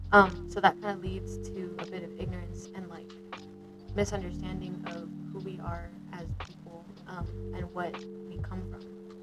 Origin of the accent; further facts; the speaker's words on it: Guam; moved away; So, I am Pacific, more specifically Chamorro. I'm a Canadian.